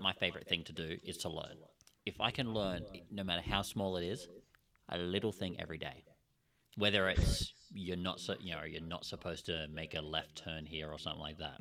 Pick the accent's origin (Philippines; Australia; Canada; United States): Australia; We're Australian